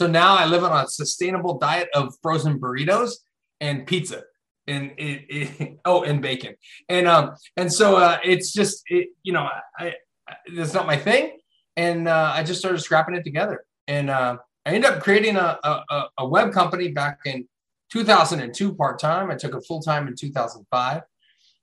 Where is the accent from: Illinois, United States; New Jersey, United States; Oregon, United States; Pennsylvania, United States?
Pennsylvania, United States; Hershey; I grew up in Chocolate Town, USA, Hershey, Pennsylvania.